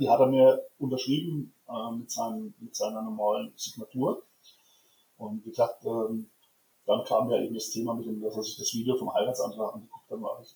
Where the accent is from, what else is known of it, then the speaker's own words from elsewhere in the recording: Germany; ich bin aus Deutschland